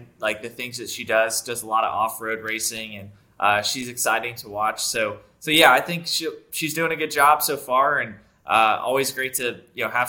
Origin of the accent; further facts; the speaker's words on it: North Carolina, United States; I grew up in North Carolina